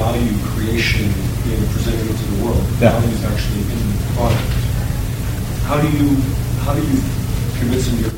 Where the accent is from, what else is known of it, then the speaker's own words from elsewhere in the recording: Canada; I'm from Canada